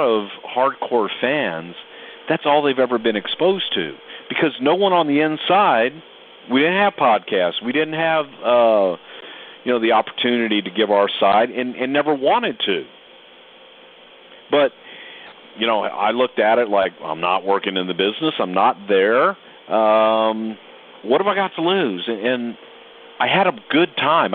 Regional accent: the South, United States; Growing up in the South

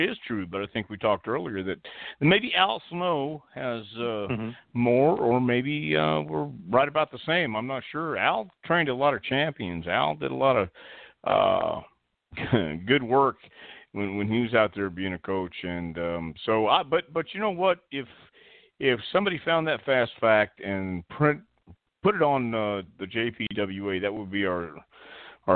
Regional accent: Texas, United States; now in Knoxville, United States; I've lived all over the country, and I'm from Texas, and I love Texas, you know, but my home now is Knoxville, Tennessee

